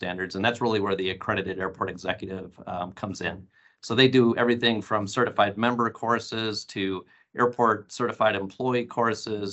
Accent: North Central Wisconsin, United States; now in Phoenix, United States; I grew up in North Central Wisconsin

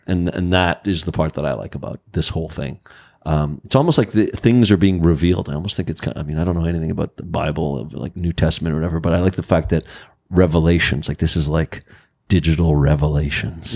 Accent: Canada; I'm Canadian

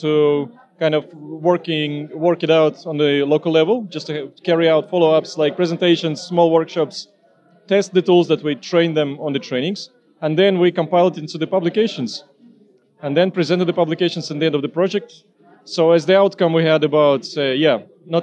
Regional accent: Estonia; I'm coming from Estonia.

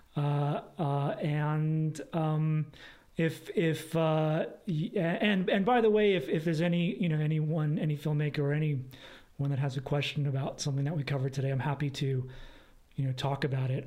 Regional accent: East Coast, United States; also born or lived in Los Angeles, California; now in Portland, United States; we are both from the East Coast, different states.

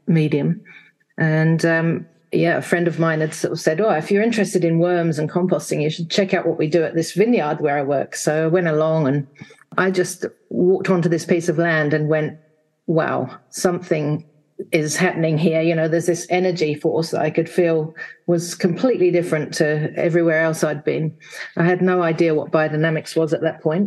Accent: England, United Kingdom; now in Wanaka, New Zealand; I'm actually from England, from the UK. I grew up there in a village in the 60s

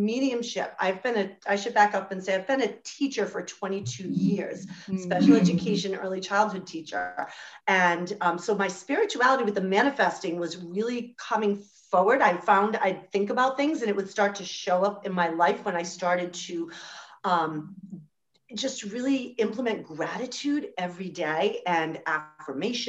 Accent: Rhode Island, United States; I'm from the United States in this little tiny state called Rhode Island.

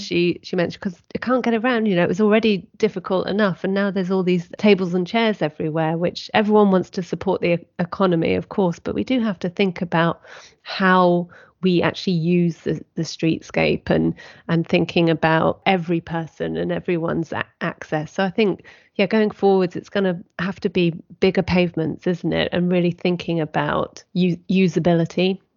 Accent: United Kingdom; we are British

